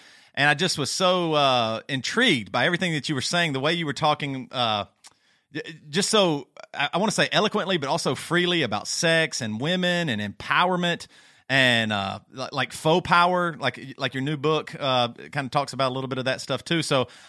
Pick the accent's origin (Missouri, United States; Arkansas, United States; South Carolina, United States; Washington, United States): South Carolina, United States; Our voices might all sound the same. We're all from South Carolina, so a lot of times people can't hardly tell us apart